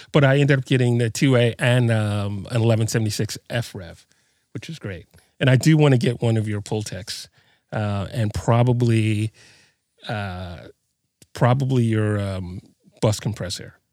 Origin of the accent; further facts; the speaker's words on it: New York City, New York, United States; moved away; also born or lived in New Mexico; I'm from Brooklyn originally